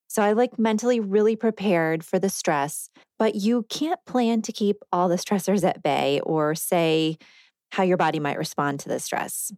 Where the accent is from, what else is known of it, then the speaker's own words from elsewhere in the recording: Rockford, Illinois, United States; moved away as an adult; now in Nashville area, United States; I'm from Rockford, Illinois, which is about ninety miles northwest of Chicago in northern Illinois